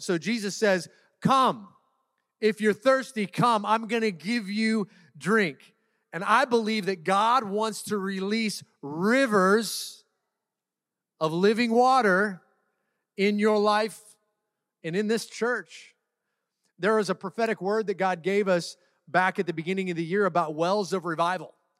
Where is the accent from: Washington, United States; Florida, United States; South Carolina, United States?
Washington, United States; Seattle; now in Orange County, United States; I'm born and raised in Seattle, Washington